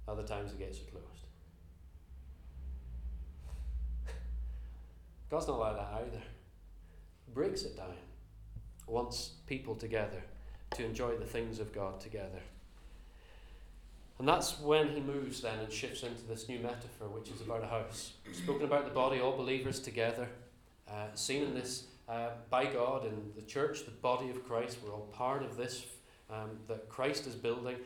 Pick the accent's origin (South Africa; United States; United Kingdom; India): United Kingdom; Northern Ireland; accent: slightly Northern Irish; moved away; also born or lived in Belfast; I grew up in Northern Ireland, as you can tell from my slightly Northern Irish accent these days